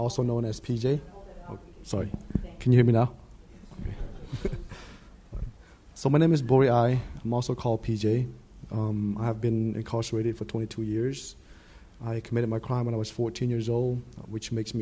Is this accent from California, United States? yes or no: yes; Stockton, California, United States; also born or lived in Thailand / Santa Ana; I grew up in Stockton, same like any most Cambodian and Southeast Asian community